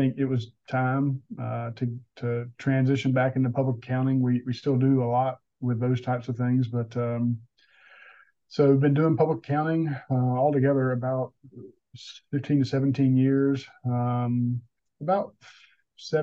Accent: South Georgia, United States; now in North Carolina, United States; I'm originally from South Georgia. That's probably what you hear.

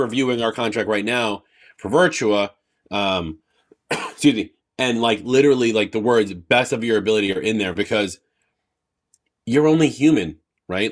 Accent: New York, United States; I'm from New York

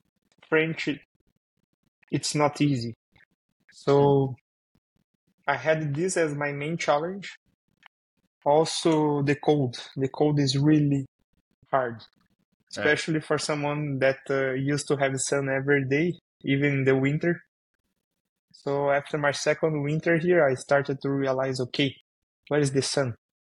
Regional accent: Brazil; English is a second language; moved away as an adult; now in Canada; You can see my accent. I'm from Brazil. And I live in Canada today.

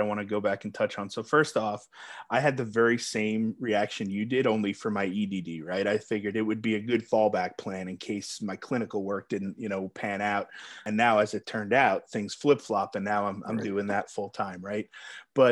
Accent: New York, United States; now in Texas, United States; I'm from New York originally

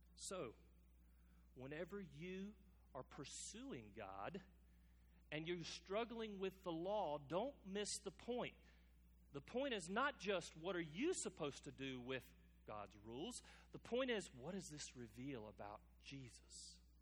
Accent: United States; us as American Christians

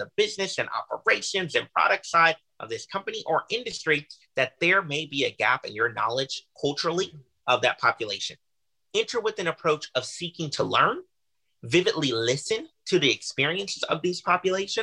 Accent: Houston, Texas, United States; I was raised by a single parent, by my mother, in Houston, Texas

